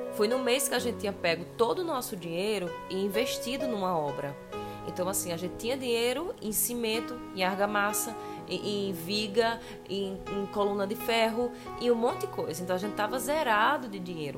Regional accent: Patos, Paraíba, Brazil; eu sou de Patos, então lá a gente é muito gaiato

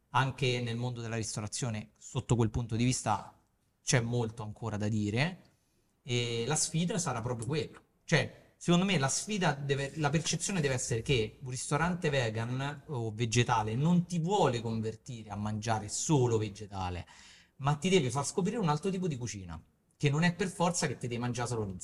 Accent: Naples, Campania, Italy; Io da napoletana, male.

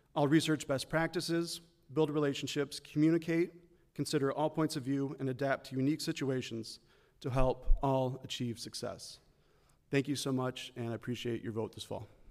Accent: Midland, Michigan, United States; I grew up in Midland as the son of two educators

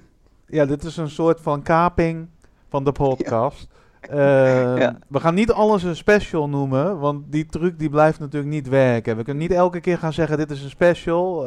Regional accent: Breda, North Brabant, Netherlands; ik kom uit Breda

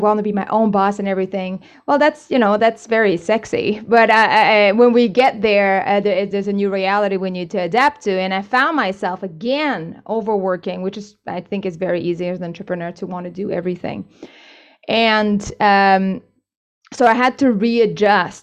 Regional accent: Canada; moved away as an adult; also born or lived in China; now in Spain; I'm originally Canadian, but I worked in China for a few years, and now I'm based in Spain.

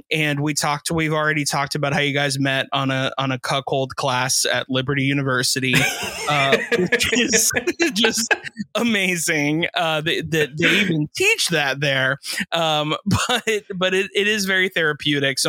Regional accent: South Florida, United States; being from Florida, or specifically South Florida

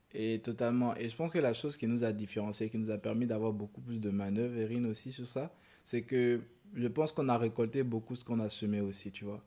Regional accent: Côte d’Ivoire; chez nous en Côte d'Ivoire

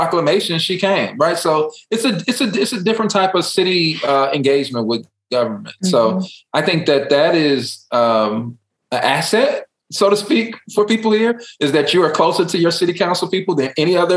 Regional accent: Chicago, Illinois, United States; now in Dallas, United States; I'm from Chicago

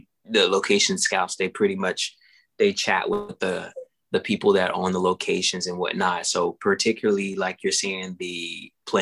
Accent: Longview, Texas, United States; also born or lived in Louisiana; I grew up in Texas, Longview, Texas, to be exact, and Louisiana

